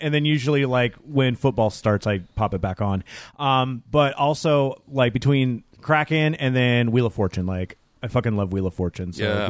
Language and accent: English; Tacoma, Washington, United States; I grew up here during, you know, the 80s and the 90s and the 2000s